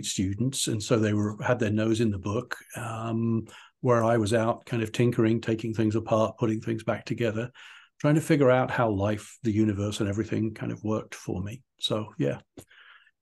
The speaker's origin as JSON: {"language": "English", "country": "United Kingdom", "tie": "born or raised there", "also_born_or_lived": "Portsmouth, England", "said": "I was born and raised in England. I was actually born in Portsmouth, way down in the south, and grew up kind of in the just outside on the edge of the Cotswolds"}